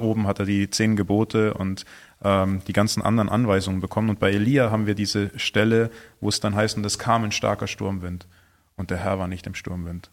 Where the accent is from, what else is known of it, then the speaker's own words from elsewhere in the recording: Germany; wir als, als Deutsche